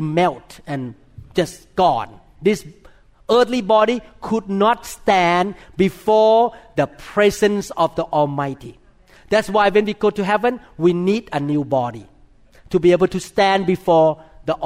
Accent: Thailand; moved away; I was born in Thailand

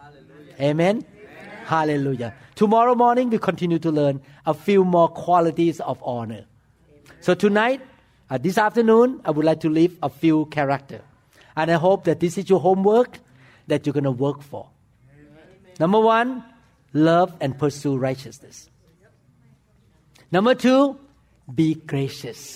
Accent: Thailand; English is a second language; moved away as an adult; now in United States; I'm from foreign land. The first day I walk into the operating room, people look at me and shook their head. Because not only my accent was bad, number two, you know what? I walk into the operating room with bare feet and with the shoe cover on my feet. Because in Thailand, when we walk into the operating room, we wear the slipper.

